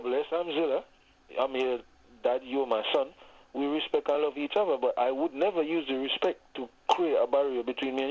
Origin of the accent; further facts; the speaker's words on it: Jamaica; moved away; growing up in Jamaica